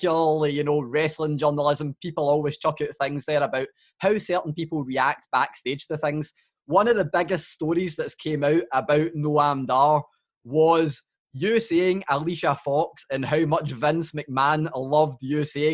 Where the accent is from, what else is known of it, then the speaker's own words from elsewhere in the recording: Glasgow, Scotland, United Kingdom; I'm Glaswegian